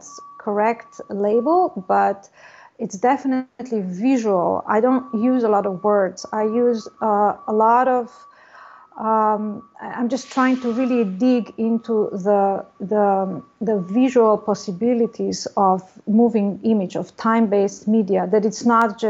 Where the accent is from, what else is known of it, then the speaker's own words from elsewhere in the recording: Slovenia; moved away as an adult; also born or lived in Ljubljana, Slovenia; now in Los Angeles, United States; I come from Slovenia, one part of former Yugoslavia.